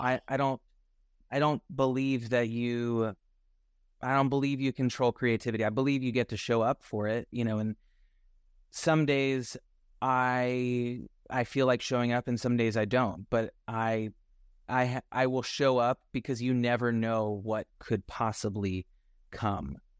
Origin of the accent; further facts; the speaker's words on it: Nashville, Tennessee, United States; I'm from Nashville, Tennessee, so, and I don't have any family in the music business, so I just grew up, like, always wanting to sing